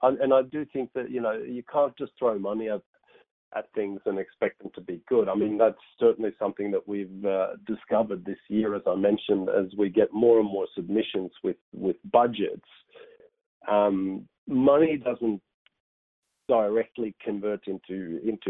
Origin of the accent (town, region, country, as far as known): Australia